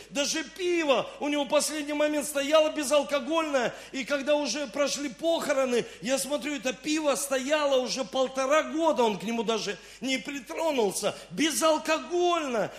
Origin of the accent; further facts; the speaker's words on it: Rostov-on-Don, Rostov Oblast, Russia; also born or lived in Saint Petersburg; я родился в Санкт-Петербурге, но с 7 лет я живу в Ростове-на-Дону